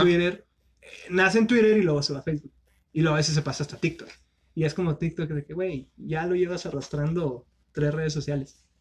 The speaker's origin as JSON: {"language": "Spanish", "region": "northern Mexico", "country": "Mexico", "said": "los norteños"}